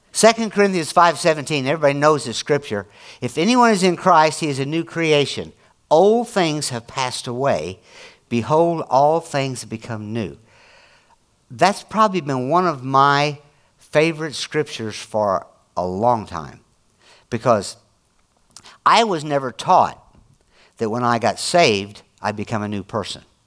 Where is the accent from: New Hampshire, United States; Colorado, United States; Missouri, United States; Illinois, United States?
Illinois, United States; I'm from Illinois